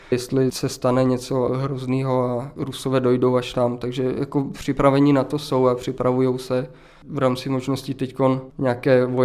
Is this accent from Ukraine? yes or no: yes; Subcarpathia, Zakarpattia Oblast, Ukraine; my, Rusíni, jako rodáci z Podkarpatí